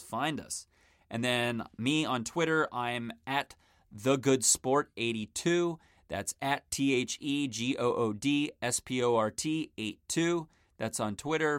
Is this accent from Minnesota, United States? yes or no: no; Maryland, United States; moved away as an adult; also born or lived in Miami; now in Los Angeles, United States; I grew up in Maryland, just outside of Washington, D C